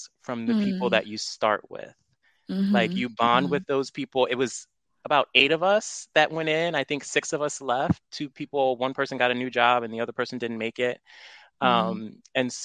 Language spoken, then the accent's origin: English; New York City, New York, United States; moved away; also born or lived in Baltimore / Fairfax County; I'm originally from Brooklyn, New York